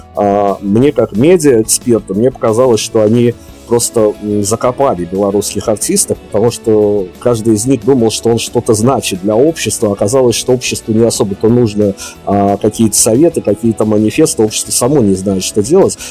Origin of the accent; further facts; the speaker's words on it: Belarus; Мы, белорусы